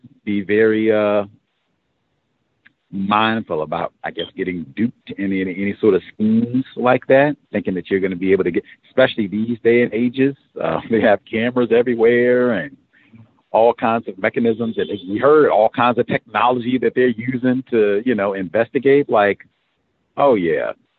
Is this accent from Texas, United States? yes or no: no; South Carolina, United States; now in Springfield, United States; I am almost 1,000 miles from home. I came from South Carolina to Springfield, Missouri, or an education and a career and truck driving.